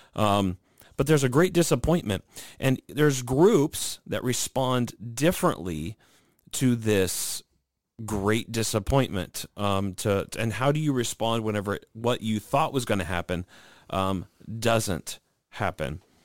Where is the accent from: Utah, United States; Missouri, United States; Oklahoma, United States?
Missouri, United States; St. Louis; my hometown team